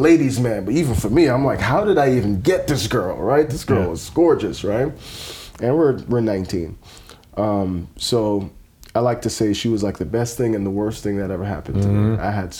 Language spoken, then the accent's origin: English; Jamaica; also born or lived in New York; And I'm Jamaican. If you know anything about the Jamaican life, it's the weed, it's the girls, it's the parties.